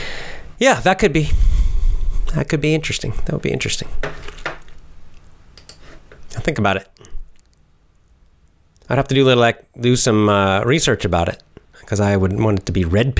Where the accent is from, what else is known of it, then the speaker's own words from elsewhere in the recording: the South, United States; I grew up in the South mostly. I did spend a couple of years up north, but most of the time I was in the South, but in different locations in the South during my childhood.